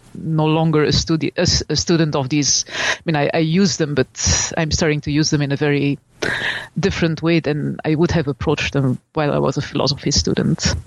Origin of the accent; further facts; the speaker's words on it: Belgium; I'm from Belgium, and I studied at the uh, University of Leuven